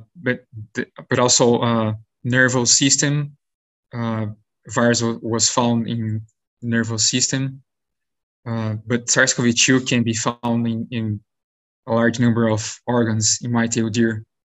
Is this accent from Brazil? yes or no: yes; Brazil; moved away as an adult; also born or lived in São Paulo state, Brazil / South Dakota, United States / New York, United States; now in United States; I'm originally from Brazil